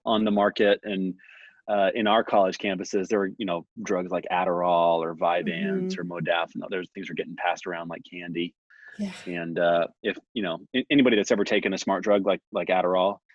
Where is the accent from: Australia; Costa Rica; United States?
United States; San Diego, California; now in Texas, United States; I grew up in San Diego, California, Southern California